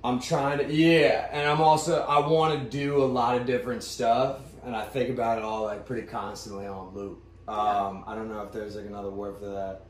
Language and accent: English; Ashburn, Virginia, United States; also born or lived in Scottsdale, Arizona / Pittsburgh, Pennsylvania; I spent the majority of my life in Virginia, so that's where I identify being from